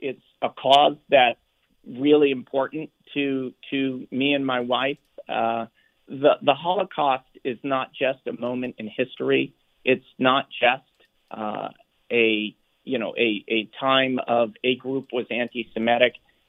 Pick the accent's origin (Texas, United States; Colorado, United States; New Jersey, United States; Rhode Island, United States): Rhode Island, United States; Providence; So as somebody who grew up in the Boston area, I grew up in Providence, Rhode Island, and went to games with my dad since I was little.